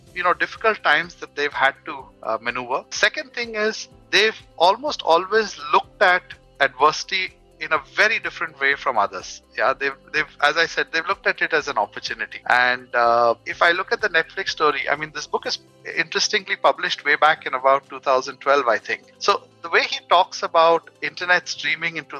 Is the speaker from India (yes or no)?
yes; Mumbai, Maharashtra, India; I'm from Mumbai